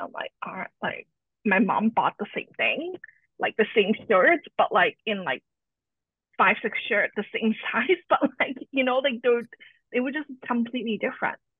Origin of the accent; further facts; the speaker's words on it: Canada; also born or lived in Hong Kong; I was born in Hong Kong and moved uh, to Canada with my family at a young age